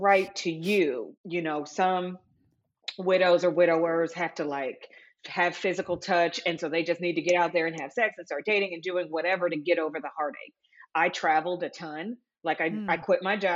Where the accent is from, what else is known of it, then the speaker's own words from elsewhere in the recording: Los Angeles, California, United States; I'm from Los Angeles, California, and I'm a widow.